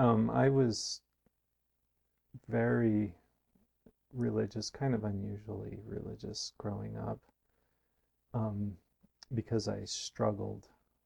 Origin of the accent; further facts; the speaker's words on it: Provo, Utah, United States; born there; I was born in Provo to my parents attending school, and from the time I was three on, we lived there, had our house flattened by a flood in 1976.